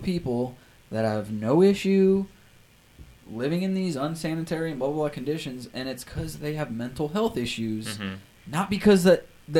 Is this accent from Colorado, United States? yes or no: yes; Loveland, Colorado, United States; moved away; Since I went back to Colorado, my hometown, even Loveland, it was insane. I grew up there.